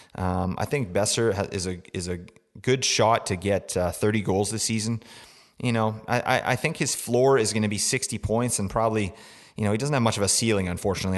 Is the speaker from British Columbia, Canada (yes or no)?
yes; Vancouver, British Columbia, Canada; I am from Vancouver